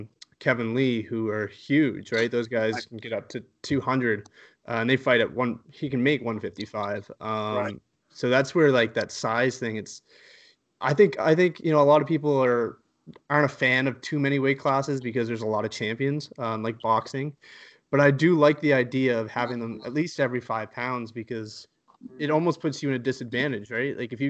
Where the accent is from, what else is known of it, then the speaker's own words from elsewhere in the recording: Halifax, Nova Scotia, Canada; We're both from Halifax